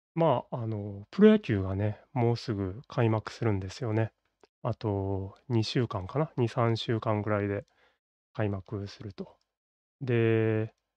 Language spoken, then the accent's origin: Japanese; Kobe, Hyogo, Japan; 僕は、まあ、神戸生まれの神戸育ちという、まあ、典型的な関西人